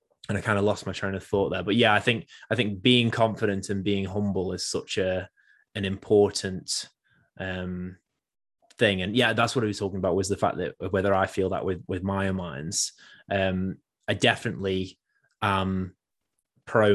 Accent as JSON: {"language": "English", "region": "England", "country": "United Kingdom", "said": "as an English person"}